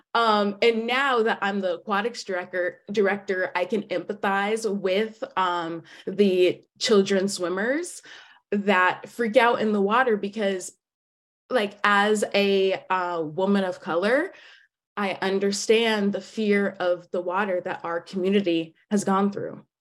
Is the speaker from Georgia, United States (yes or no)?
yes; Atlanta, Georgia, United States; I'm from Atlanta, Georgia